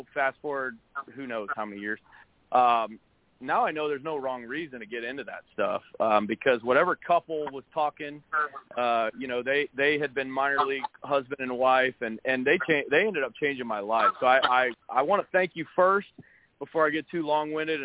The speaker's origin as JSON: {"language": "English", "town": "St. Louis", "region": "Missouri", "country": "United States", "tie": "born or raised there", "moved": "yes", "said": "growing up in St. Louis"}